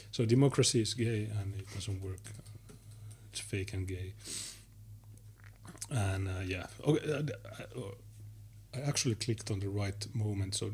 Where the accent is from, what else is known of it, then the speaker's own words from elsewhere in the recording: Finland; I'm from Finland, nice.